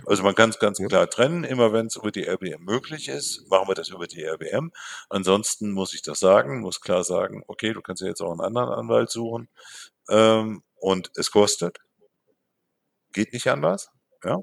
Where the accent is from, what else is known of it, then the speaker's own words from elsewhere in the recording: Bielefeld, North Rhine-Westphalia, Germany; moved away as an adult; now in Marburg, Germany; meiner Heimatstadt, da komme ich her.